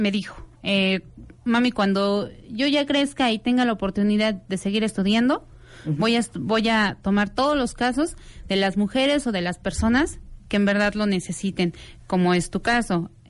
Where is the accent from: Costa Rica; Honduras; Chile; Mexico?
Mexico